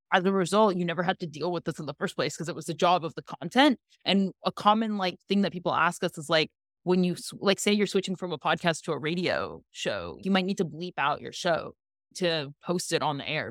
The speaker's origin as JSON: {"language": "English", "country": "Ukraine", "tie": "born or raised there", "moved": "yes", "lives_now": "United States", "said": "I literally grew up in the old Soviet Union, like, I grew up in the Ukraine"}